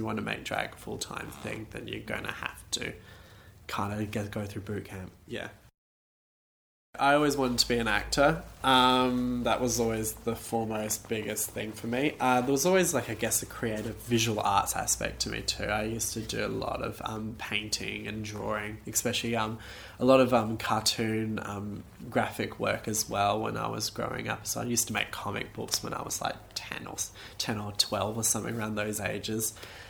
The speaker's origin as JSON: {"language": "English", "town": "Perth", "region": "Western Australia", "country": "Australia", "tie": "born or raised there", "said": "growing up in Perth"}